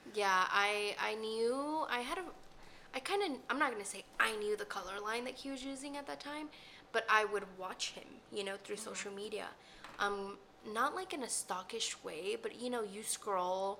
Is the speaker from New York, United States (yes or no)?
no; Dallas, Texas, United States; I was raised in the Oak Cliff area, so yeah, it's just home.